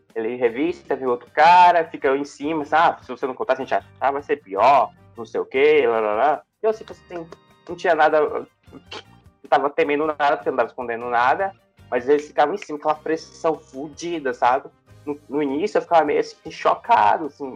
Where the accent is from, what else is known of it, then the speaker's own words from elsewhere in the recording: Jacundá, Pará, Brazil; now in Goiânia, Brazil; fica no sudeste do Pará, ali próximo de Marabá